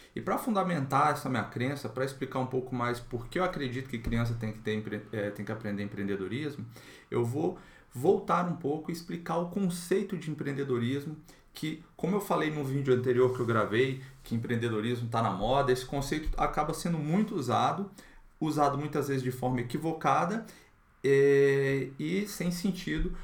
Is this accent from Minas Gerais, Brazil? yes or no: no; Brasília, Federal District, Brazil; aqui na minha cidade, eu sou de Brasília